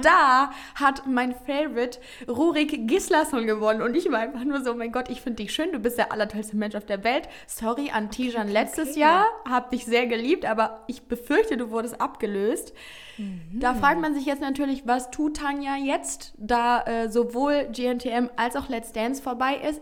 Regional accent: Heinsberg, North Rhine-Westphalia, Germany; meine Heimat. Denn ich mhm. schicke mhm. ganz liebe Grüße ins beschauliche Heinsberg

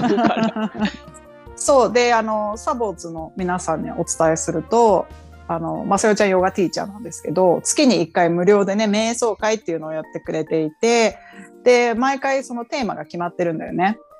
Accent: Japan; moved away as an adult; now in United States; 日本ので生まれ育った

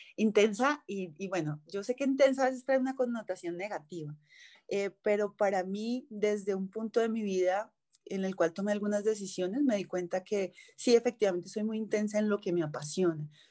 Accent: Colombia; also born or lived in New York; soy colombiana.

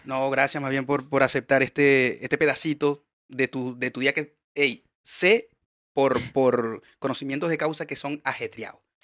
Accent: Maracaibo, Zulia, Venezuela; moved away; Yo vengo de Maracaibo, donde el calor 24-7 es infernal

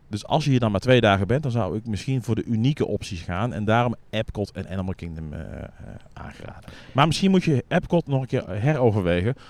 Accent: Netherlands; als Nederlander

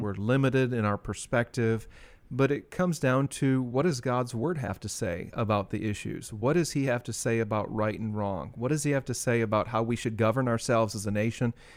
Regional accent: United States; I'm a Native American in that I was born here

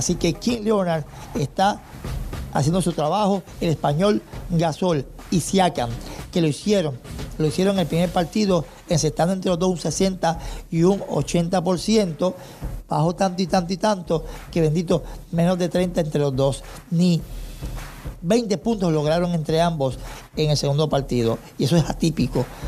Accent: Toa Baja, Puerto Rico; mi pueblo, Toa Baja

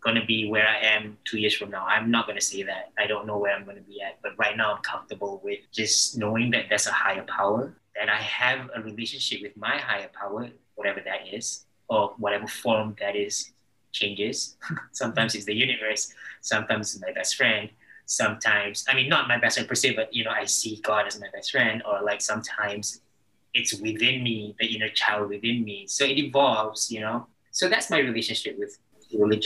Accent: Malaysia; now in Los Angeles, United States; I'm Malaysian out here in LA.

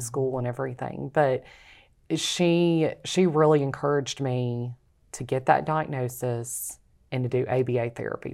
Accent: Rayville, Louisiana, United States; also born or lived in Alabama; I'm from Ravel, Louisiana

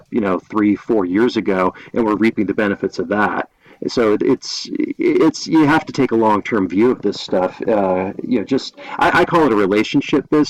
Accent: Massachusetts, United States; moved away as an adult; also born or lived in New Jersey / Long Island; now in Colorado, United States; I grew up in Massachusetts and then went to school in New Jersey

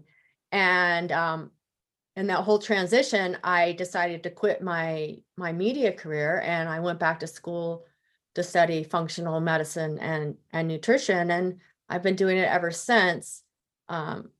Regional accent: Denver, Colorado, United States; moved away as an adult; I moved back to my hometown of Denver

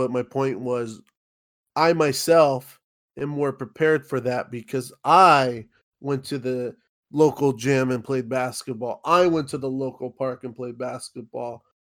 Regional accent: South Gate, California, United States; I grew up in Southgate.

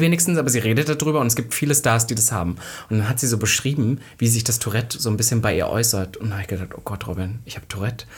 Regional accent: Halle, Saxony-Anhalt, Germany; bei uns in Halle, wo ich aufgewachsen bin

